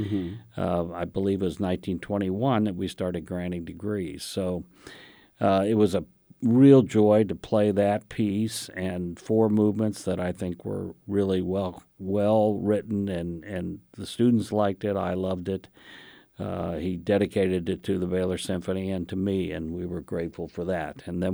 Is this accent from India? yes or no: yes; India; born there; Well, I was a child of missionaries to India, so I was born in India